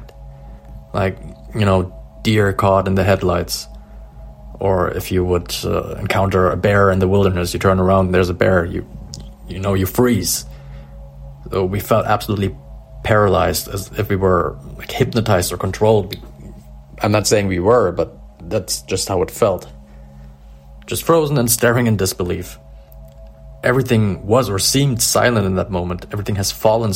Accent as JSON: {"language": "English", "town": "Dresden", "region": "Saxony", "country": "Germany", "also_born_or_lived": "southwest Germany", "said": "I'm from Dresden in Germany"}